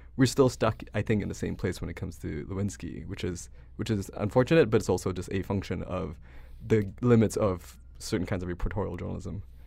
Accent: Malaysia; moved away as an adult; now in United States; I grew up in Malaysia until I was eighteen

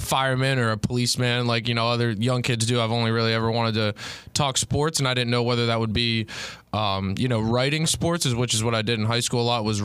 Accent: Pittsburgh, Pennsylvania, United States; also born or lived in Buffalo; now in Mooresville, United States; I'm really from Pittsburgh

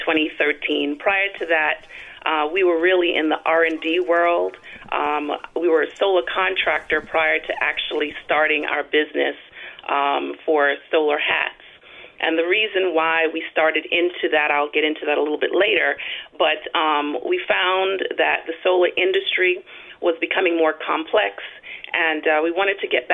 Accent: New York City, New York, United States; now in Central California, United States; I am originally from New York City. I migrated here to California, Central California

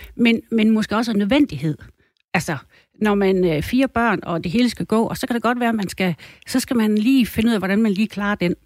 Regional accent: Thy, North Denmark Region, Denmark; jeg kommer fra Thy. Og øh, os, der er tyboer, vi er jo sådan lidt lokal

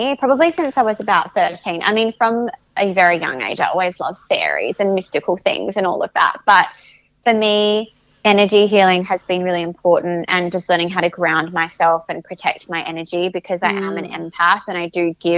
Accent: South Australia, Australia; also born or lived in Adelaide Hills; I grew up in Port Wollongong, which is sort of beach. It's a coastal area in South Australia and it's probably about an hour away from the city.

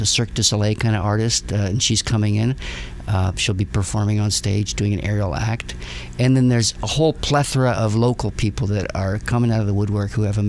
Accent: Canada; born or raised there; also born or lived in Prague, Czech Republic; now in Connecticut, United States

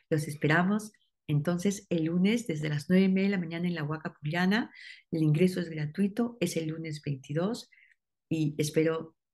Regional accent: Peru; cuando nos preguntó a mi esposo y a mí, ustedes dónde son? Y dijimos, somos peruano

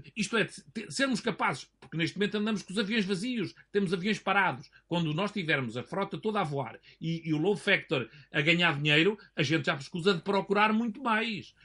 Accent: Portugal

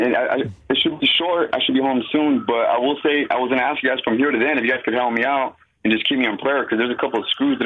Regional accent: Riverside, California, United States; now in Central Valley, United States; I'm originally from Riverside. I grew up in the church. I grew up in Calvary Chapel and Harvest and whatnot, man.

